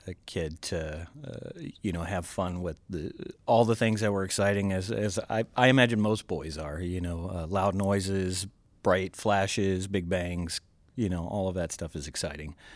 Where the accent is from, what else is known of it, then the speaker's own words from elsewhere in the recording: Georgia, United States; now in Green Bay, United States; I'm from originally from Georgia, and my dad was a police officer, and so uh, fireworks at the time were illegal ah. in Georgia